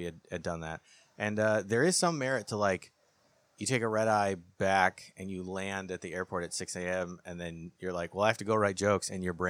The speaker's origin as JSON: {"language": "English", "town": "Phoenix", "region": "Arizona", "country": "United States", "tie": "born or raised there", "also_born_or_lived": "Kansas City", "moved": "yes", "said": "and then I grew up in Phoenix, Arizona."}